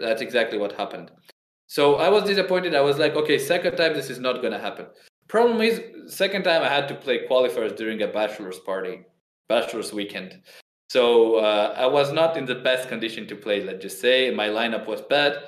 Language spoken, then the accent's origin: English; Georgia; I am from Georgia, the little country